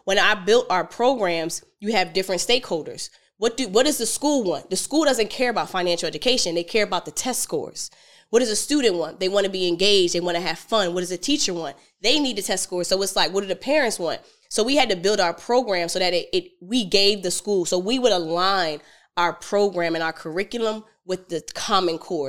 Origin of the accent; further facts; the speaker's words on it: Philadelphia, Pennsylvania, United States; I'm from Philly